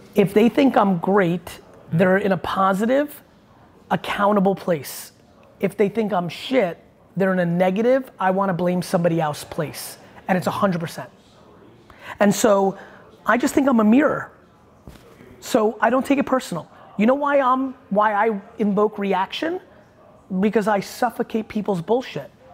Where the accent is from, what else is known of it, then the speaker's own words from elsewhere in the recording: Belarus; I was born in Belarus